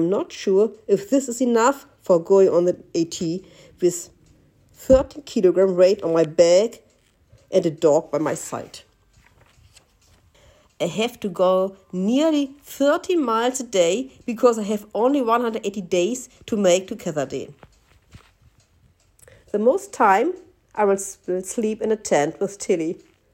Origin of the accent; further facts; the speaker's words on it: Germany; Berlin is 4 hours drive away from my hometown